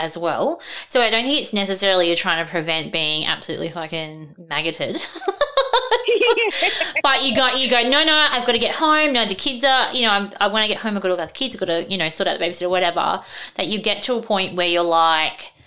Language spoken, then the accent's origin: English; Darwin, Northern Territory, Australia; when I was growing up in Darwin, but I am from Darwin